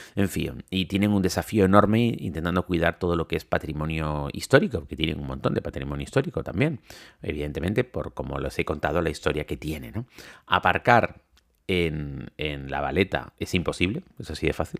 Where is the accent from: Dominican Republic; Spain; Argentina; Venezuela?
Spain; Canary Islands; Yo soy canario